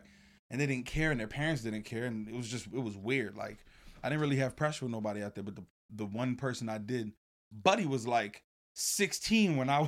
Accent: Miami, Florida, United States; moved away as an adult; also born or lived in Atlanta / New Jersey; now in West Palm Beach, United States; I did live in Jersey. So I'm born and raised in Carroll City, Miami, Florida. Hopped around a little bit

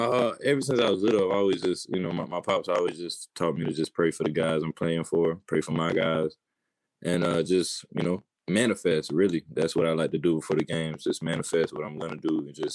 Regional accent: the South, United States; I'm from the South, man.

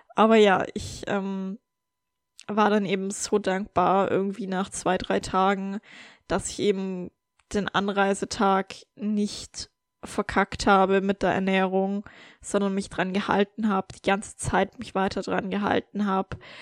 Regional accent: Germany; moved away; in meine Heimat zu fahren in Deutschland

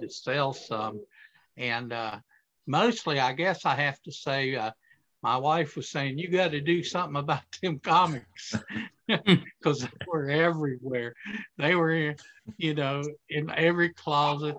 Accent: Akron, Ohio, United States; I was raised in Akron, Ohio

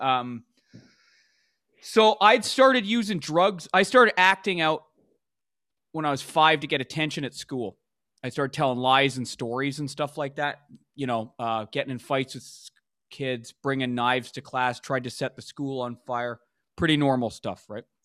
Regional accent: Vancouver, British Columbia, Canada; I grew up in Vancouver, B C, Canada

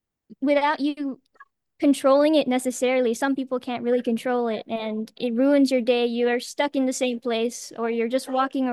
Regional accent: Philippines; I'm 17 years old and I'm from the Philippines.

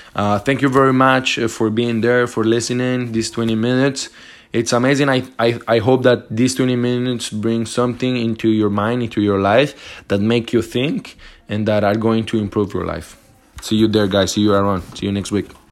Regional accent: Montreal, Quebec, Canada; I'm from Montreal

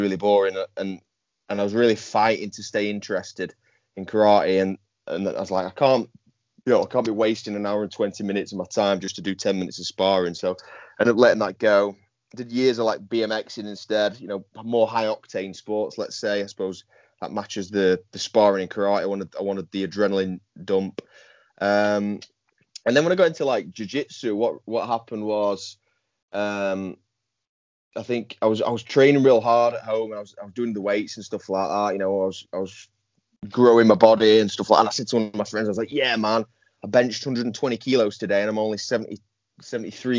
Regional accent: Yorkshire and the Humber, United Kingdom; also born or lived in Goole; I'm a Yorkshireman through and through, hence the Instagram handle. I live in a place called Goole, which is in the north of England.

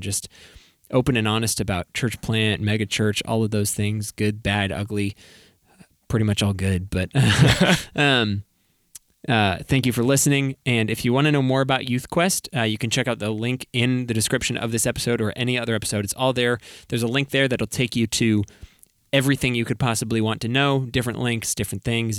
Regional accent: New England, United States; moved away; I'm from New England

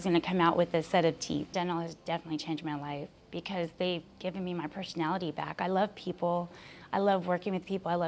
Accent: Highland, California, United States; I'm from Highland, California.

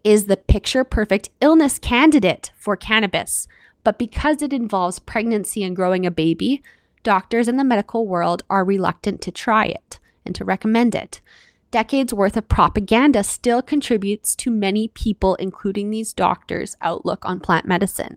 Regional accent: Canada; I'm your Canadian host

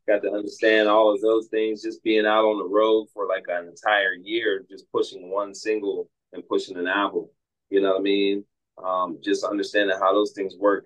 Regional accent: Pittsburgh, Pennsylvania, United States; born and raised in Pittsburgh

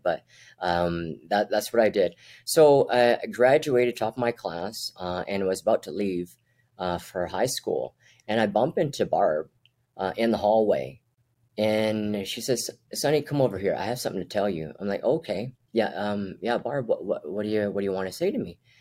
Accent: Edmonton, Alberta, Canada; also born or lived in Brunei; I'm from North Edmonton

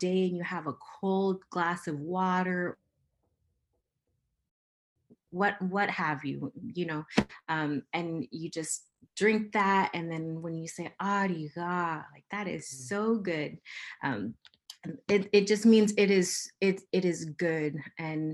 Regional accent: Kiana, Alaska, United States; also born or lived in Marshall Islands; now in Anchorage, United States; the village I'm from is called Gutyak, which means a place where three rivers meet. But I live in Anchorage, Alaska

